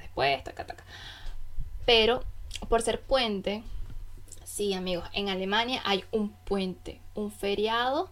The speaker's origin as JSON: {"language": "Spanish", "country": "Venezuela", "moved": "yes", "lives_now": "Germany", "said": "yo como buena venezolana soy amante del café"}